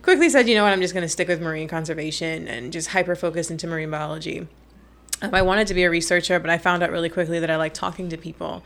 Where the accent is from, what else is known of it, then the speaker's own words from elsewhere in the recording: Nassau, New Providence, Bahamas; also born or lived in United States; I grew up in Nassau, New Providence, uh, like most Nassauvians do.